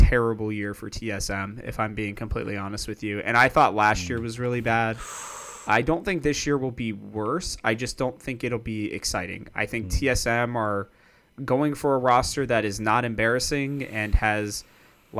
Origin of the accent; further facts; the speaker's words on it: Cincinnati, Ohio, United States; I'm from Cincinnati